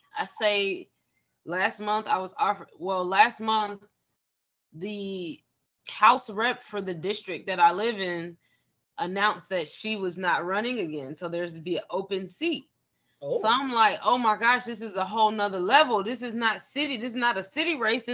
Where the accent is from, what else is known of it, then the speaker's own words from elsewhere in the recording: Avondale Estates, Georgia, United States; also born or lived in DeKalb County, Georgia; I was raised in Avondale Estates. I went to Druid Hills High School